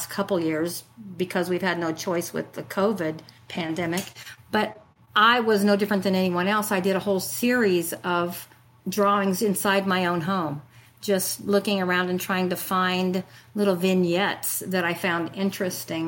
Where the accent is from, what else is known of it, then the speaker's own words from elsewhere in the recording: Illinois, United States; moved away as an adult; also born or lived in Paducah, Kentucky; now in Augusta, United States; I grew up in Illinois on a 1,000-acre grain farm